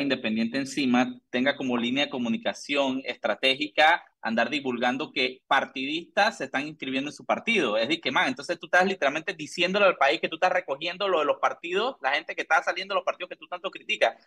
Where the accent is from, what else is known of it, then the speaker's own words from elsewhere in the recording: Panama; soy de Panamá